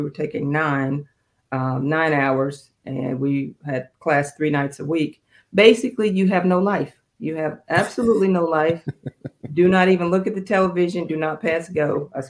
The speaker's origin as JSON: {"language": "English", "town": "Fayetteville", "region": "North Carolina", "country": "United States", "tie": "born or raised there", "also_born_or_lived": "Georgia, United States", "said": "I was born here in Georgia at Fort Benning, Army brat. So my father got orders to Fort Bragg. I did most of my growing up in North Carolina, Fayetteville and Fort Bragg."}